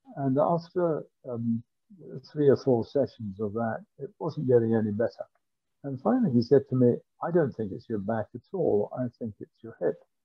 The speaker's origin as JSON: {"language": "English", "town": "Glasgow", "region": "Scotland", "country": "United Kingdom", "tie": "born or raised there", "said": "I was born in Glasgow. I went to grammar school in Glasgow and I went to Glasgow University."}